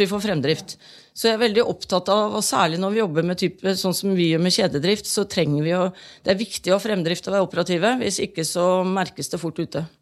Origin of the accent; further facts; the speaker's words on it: Halden, Østfold, Norway; Jeg kommer jo selv fra Halden